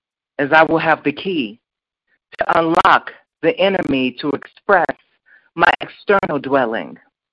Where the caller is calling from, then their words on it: Chicago, Illinois, United States; I'm calling from Chicago Southside, Inglewood.